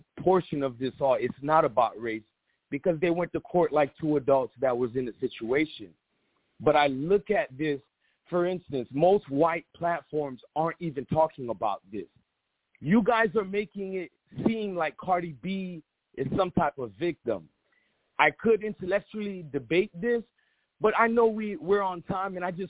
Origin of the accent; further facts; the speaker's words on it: United States; now in Miami, United States; I am brought here by Haitian parents. I was born and raised in America